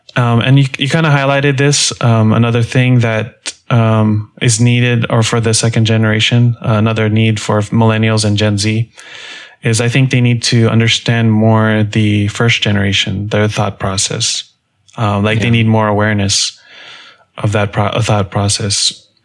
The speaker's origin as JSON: {"language": "English", "town": "Allentown", "region": "Pennsylvania", "country": "United States", "tie": "born or raised there", "said": "I went to school in Allent- Allentown, Pennsylvania"}